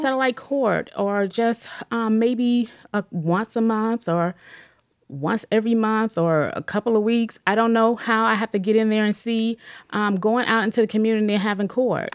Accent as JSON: {"language": "English", "town": "Atlanta", "region": "Georgia", "country": "United States", "moved": "as an adult", "lives_now": "Cleveland, United States", "said": "I'm originally from Atlanta, Georgia"}